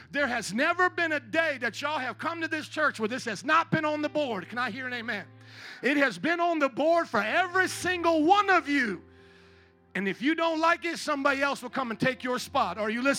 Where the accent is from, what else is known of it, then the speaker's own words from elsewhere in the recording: Fort Wayne, Indiana, United States; now in Chicago, United States; I am a missionary from Fort Wayne, Indiana.